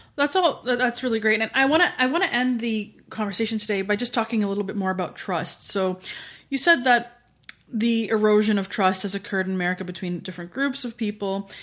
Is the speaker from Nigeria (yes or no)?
no; Canada; as a Canadian looking